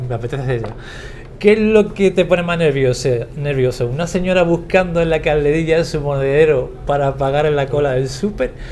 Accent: Cádiz, Andalusia, Spain; soy de Cádiz

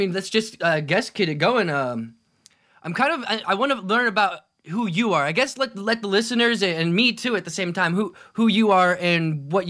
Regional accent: Kansas City, Missouri, United States; I'm from Kansas City

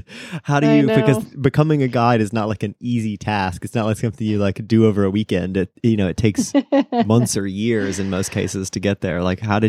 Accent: Virginia, United States; born there; I was born in Virginia.

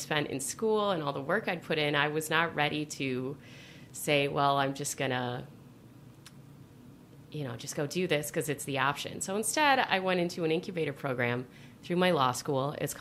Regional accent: Chicago, Illinois, United States; I'm a Chicagoan

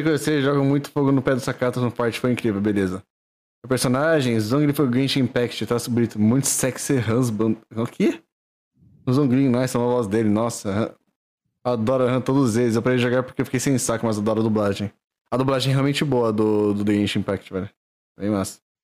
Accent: Valinhos, São Paulo, Brazil; eu sou, eu sou de Valinhos, cidade do Figo, Pará, São Paulo

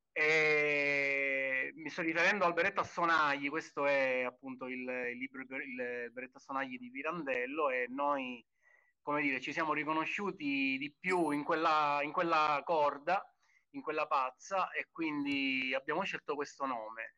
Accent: Sicily, Italy; noi da siciliani, diciamo, eh, come dire, siamo molto legati al territorio

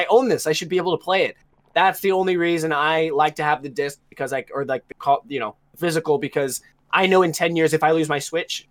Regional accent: United States; me being an American

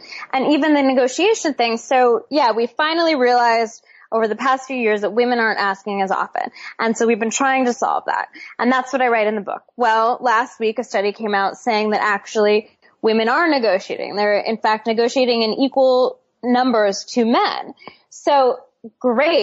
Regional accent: Seattle, Washington, United States; I grew up in Seattle

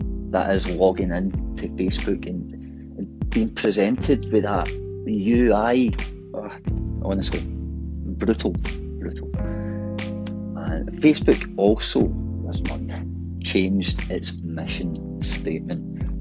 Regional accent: Glasgow, Scotland, United Kingdom; accent: Glaswegian; obviously my accent is Glaswegian

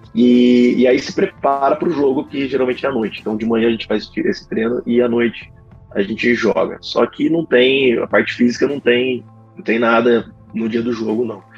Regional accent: Campinas, São Paulo, Brazil; eu sou de Campinas

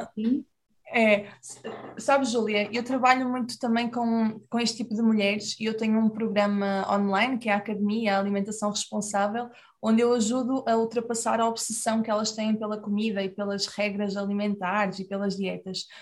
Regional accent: Portugal; nós aqui em Portugal

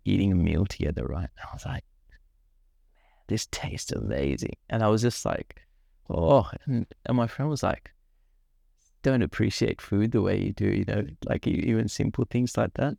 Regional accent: Sri Lanka; now in Australia; I grew up in Sri Lanka

